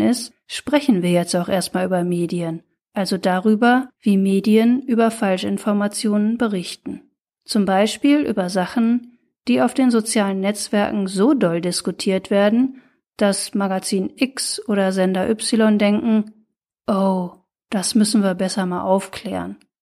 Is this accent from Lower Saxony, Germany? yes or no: no; Ruhr area, North Rhine-Westphalia, Germany; Ich stamm ja aus dem Ruhrgebiet